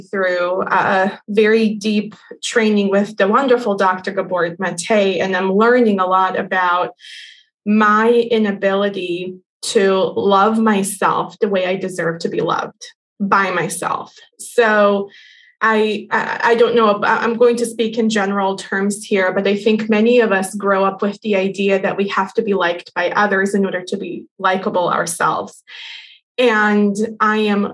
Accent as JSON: {"language": "English", "country": "Bosnia & Herzegovina", "moved": "yes", "lives_now": "United States", "said": "I come from Bosnia."}